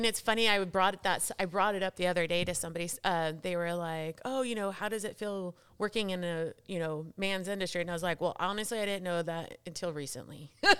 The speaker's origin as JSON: {"language": "English", "town": "San Dimas", "region": "California", "country": "United States", "tie": "born or raised there", "said": "and so we grew up surrounded in San Dimas, California."}